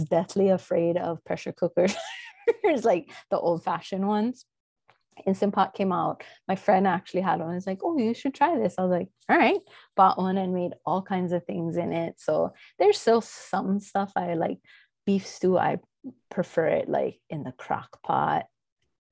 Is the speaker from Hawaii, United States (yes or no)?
yes; Hawaii, United States; I am native Hawaiian